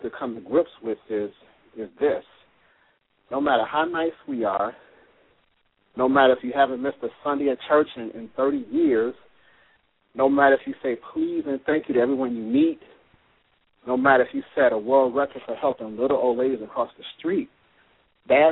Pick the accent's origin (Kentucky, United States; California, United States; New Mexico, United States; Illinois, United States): Illinois, United States; Chicago; moved away; also born or lived in Tampa; my hometown because I'm from Chicago